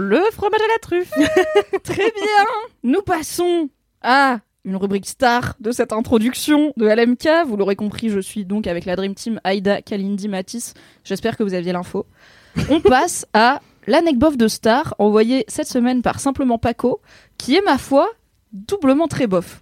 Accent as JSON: {"language": "French", "area": "Vercors, Drôme", "region": "Auvergne-Rhône-Alpes", "country": "France", "tie": "born or raised there", "said": "j'ai grandi dans le Vercors, euh, dans la Drôme"}